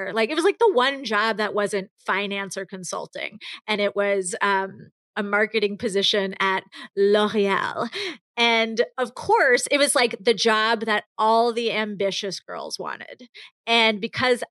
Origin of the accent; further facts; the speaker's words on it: New York, United States; growing up in New York